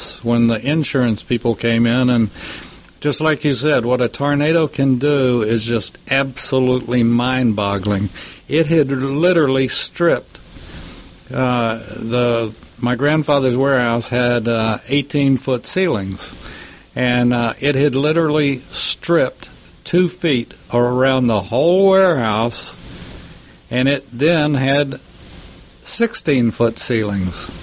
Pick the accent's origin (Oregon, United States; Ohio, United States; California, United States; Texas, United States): Texas, United States; Lubbock; my hometown of Lubbock